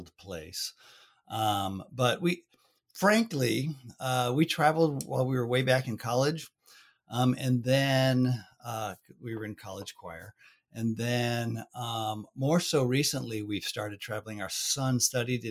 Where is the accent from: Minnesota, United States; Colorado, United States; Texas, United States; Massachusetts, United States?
Minnesota, United States; moved away; also born or lived in Los Angeles, California / New England / Omaha; We moved back to Minnesota while I was relatively young. Went to college in Minnesota